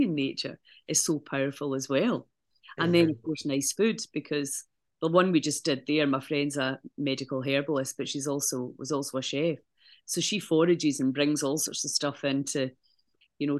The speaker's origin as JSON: {"language": "English", "region": "Scotland", "country": "United Kingdom", "moved": "yes", "lives_now": "Malta", "said": "I came back from Malta to Scotland for a holiday"}